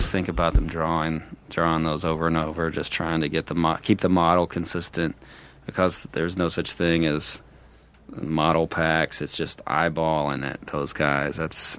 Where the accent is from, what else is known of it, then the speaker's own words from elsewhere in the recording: Fort Smith, Arkansas, United States; also born or lived in Texas; now in Los Angeles, United States; I grew up in Arkansas and then I spent a lot of time in Texas before I moved out to Los Angeles.